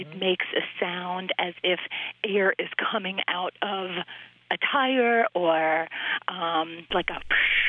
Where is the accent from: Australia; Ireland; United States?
United States; the South; moved away as an adult; now in Long Island, United States; I'm not originally from New York. I'm from the South